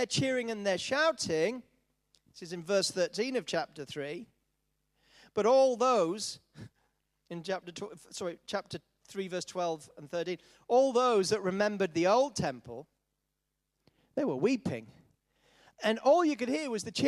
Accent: Yorkshire and the Humber, United Kingdom; I was brought up in Yorkshire

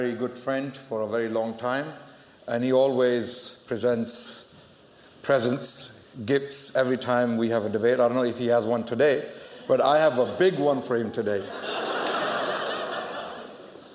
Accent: Pakistan; I come from Pakistan

